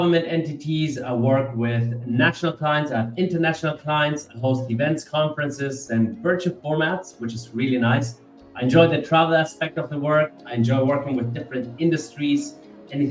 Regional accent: Bavaria, Germany; I am born and raised in Germany, so I've got a very intercultural background. My mom's from Germany, my dad's from Nigeria, and I was raised in Bavaria, deep down in the south

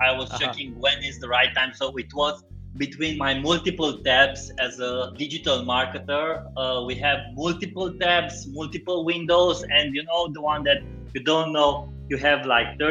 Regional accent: Cluj-Napoca, Cluj County, Romania; I'm from Romania, from Cluj-Napoca

